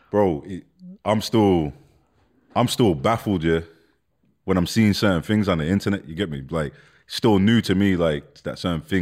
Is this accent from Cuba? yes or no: no; London, United Kingdom; born there; I'm born born in London. So I, I, remember I remember living in London for a little bit when I was a kid, like I was small, bro.